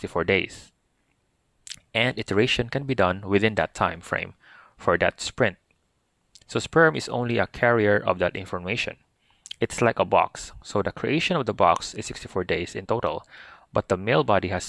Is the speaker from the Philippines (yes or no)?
yes; Philippines; As Christian and as a Filipino